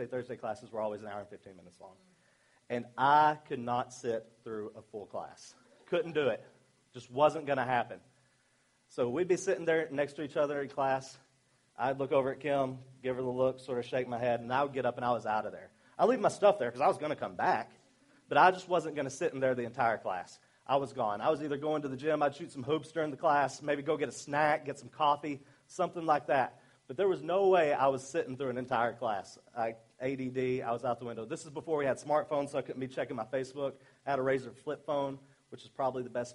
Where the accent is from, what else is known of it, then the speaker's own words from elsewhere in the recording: Arkansas, United States; accent: southern; moved away; I'm from Arkansas